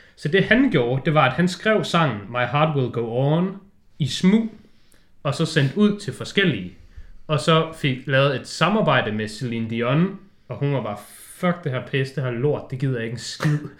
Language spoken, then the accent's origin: Danish; Denmark; vi som danskere